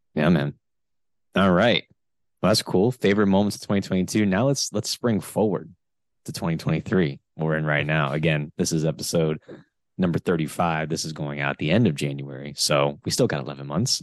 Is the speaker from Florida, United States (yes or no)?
yes; Florida, United States; I'm from Florida.